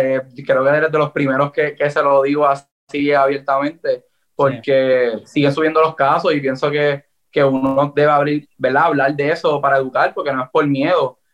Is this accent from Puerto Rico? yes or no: yes; Puerto Rico; Yo soy de Puerto Rico, así que tengo la influencia eh, americana